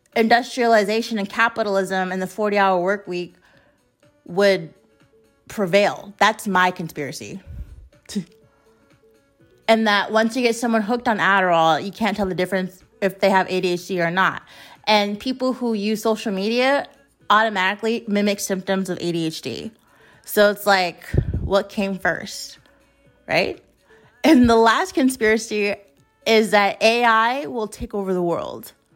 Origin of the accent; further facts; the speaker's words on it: United States; as an American citizen